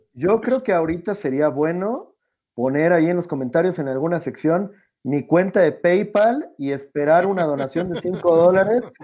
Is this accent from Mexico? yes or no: yes; Mexico; yo soy el mexicano